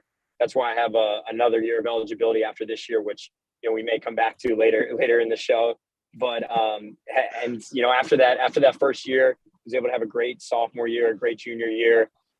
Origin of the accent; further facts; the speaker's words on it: South Florida, United States; moved away as an adult; also born or lived in Atlanta, Georgia; I'm from South Florida originally, and tried to had great high school experience in South Florida.